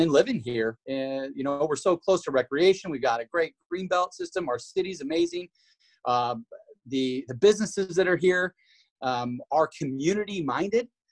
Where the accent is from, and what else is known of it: Washington, United States; moved away as an adult; now in Idaho, United States